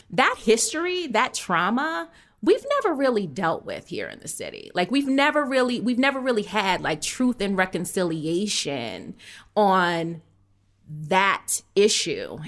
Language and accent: English; outside of Boston, Massachusetts, United States; I was born in Boston, I was raised outside of Boston.